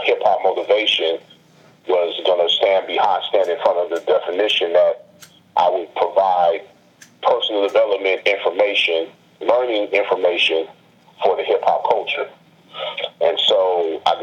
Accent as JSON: {"language": "English", "town": "Los Angeles", "region": "California", "country": "United States", "said": "I'm originally from Los Angeles."}